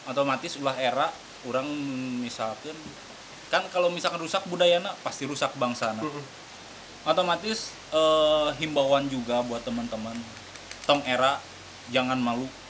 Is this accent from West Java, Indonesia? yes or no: yes; West Java, Indonesia; kita sebagai orang Sunda sendiri